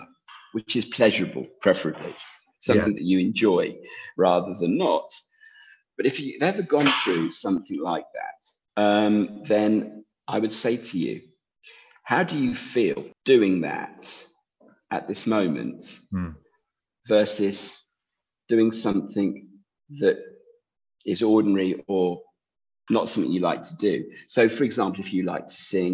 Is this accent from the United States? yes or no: no; England, United Kingdom; I'm English